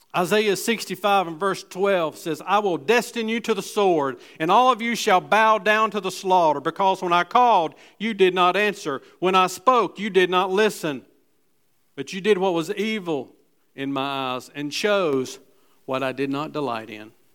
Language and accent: English; Gastonia, North Carolina, United States; I'm from West Gastonia